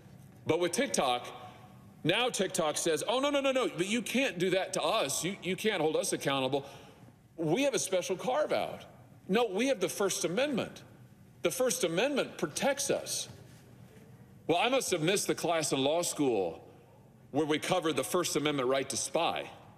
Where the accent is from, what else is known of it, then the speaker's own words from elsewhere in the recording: Missouri, United States; my home state of Missouri